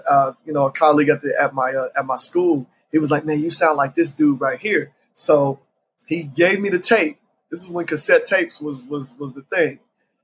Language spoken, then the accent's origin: English; Columbus, Ohio, United States; now in Charlotte, United States; Born and raised in Columbus, Ohio. Currently, I reside in Charlotte, North Carolina, but I was born and raised in Columbus, Ohio